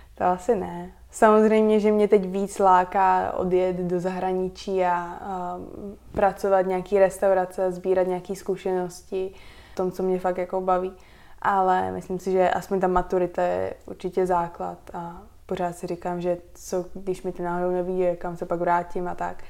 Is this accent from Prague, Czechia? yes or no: yes; Prague, Czechia; first language Slovak; also born or lived in United States; Já jsem se narodila v Praze, ale národnost mám slovenskou, tak eh, tež jako celá moje rodina je ze Slovenska